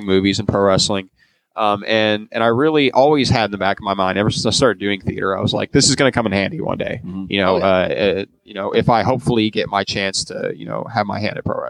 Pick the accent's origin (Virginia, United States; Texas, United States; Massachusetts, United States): Texas, United States; Grand Prairie; I'm from Grand Prairie